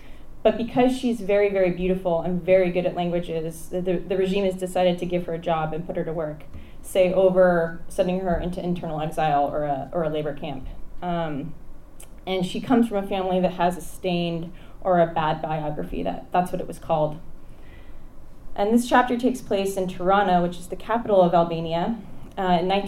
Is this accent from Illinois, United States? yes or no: no; Belmont, California, United States; I grew up coming here. I grew up in Belmont